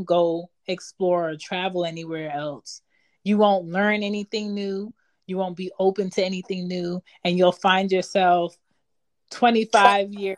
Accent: Philadelphia, Pennsylvania, United States; moved away; I'm from Philly, and Philly is like a stagnant old city

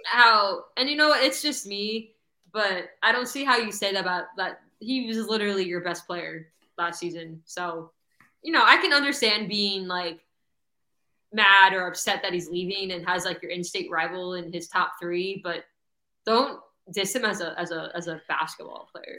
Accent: Broward County, South Florida, United States; also born or lived in New Mexico; I moved to Broward when I was one, but I was born in New Mexico. I tell everyone I'm from South Florida because I've lived here since I, I was mean, one

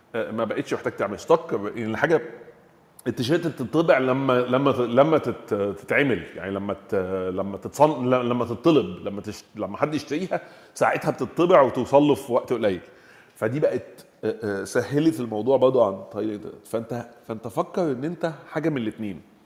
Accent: Egypt; احنا عندنا في مصر

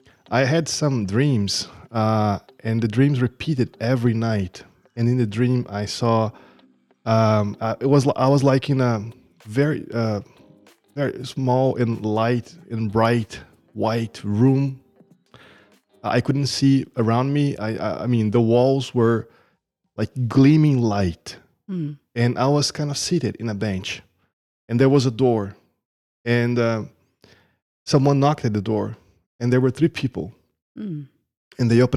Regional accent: Brazil; now in United States; So I came from Brazil. I'm living here for the past 7 years in the America.

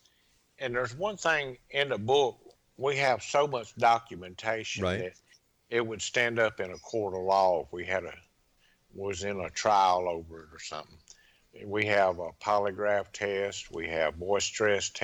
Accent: Laurel, Mississippi, United States; also born or lived in Pascagoula, Mississippi; my hometown, Laurel, Mississippi

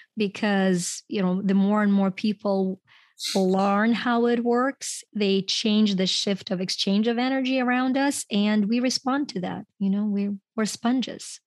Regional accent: Ukraine; first language Ukrainian and Russian; English is a second language; moved away as an adult; now in United States; I grew up in Ukraine, and, um, when I came to the U S, uh, I was in my twenties

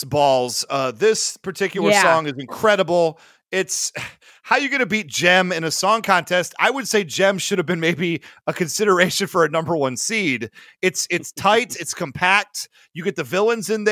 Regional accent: Midwest, United States; as a Midwesterner

